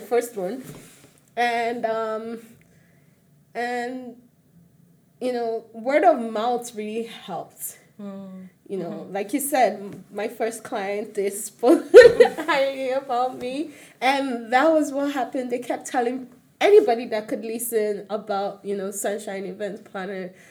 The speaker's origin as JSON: {"language": "English", "region": "Lagos", "country": "Nigeria", "tie": "born or raised there", "also_born_or_lived": "Osun State"}